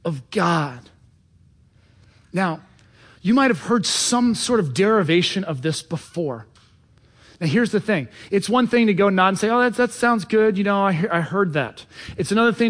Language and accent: English; Cincinnati, Ohio, United States; now in Washington, D.C., United States; I was raised in Cincinnati, Ohio